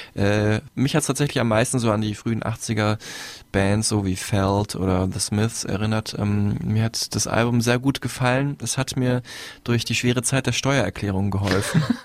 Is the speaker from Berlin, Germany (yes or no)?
no; Dortmund, North Rhine-Westphalia, Germany; aus dem Raum Dortmund, glaube ich, kommt, wo ich herkomme